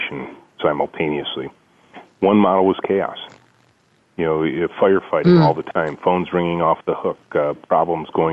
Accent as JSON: {"language": "English", "region": "Southeast Michigan", "country": "United States", "tie": "born or raised there", "said": "I grew up in Southeast Michigan. Yes. That's where our company is located"}